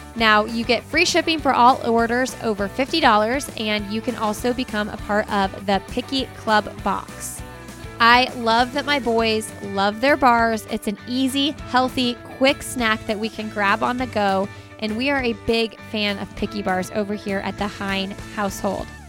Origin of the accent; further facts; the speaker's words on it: Indianapolis, Indiana, United States; we are from Indianapolis and it's flat as a pancake here